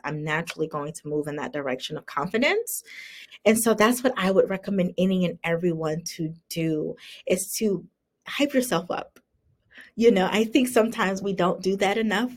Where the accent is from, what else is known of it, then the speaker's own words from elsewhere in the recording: South Carolina, United States; moved away as an adult; also born or lived in Virginia; I remember moving to Virginia when, you know, I, was born and raised in South Carolina